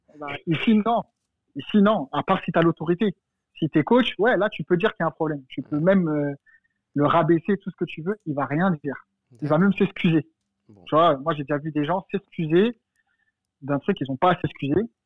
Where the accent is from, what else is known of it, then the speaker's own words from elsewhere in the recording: France; je suis français